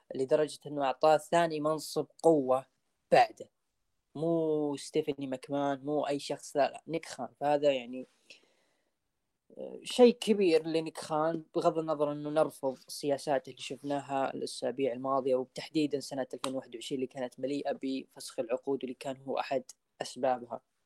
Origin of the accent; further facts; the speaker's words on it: Saudi Arabia; عندنا في السعودية